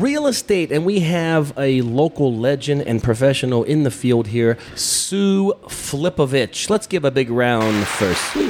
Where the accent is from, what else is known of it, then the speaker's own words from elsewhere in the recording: Youngstown, Ohio, United States; I'm from Youngstown, Ohio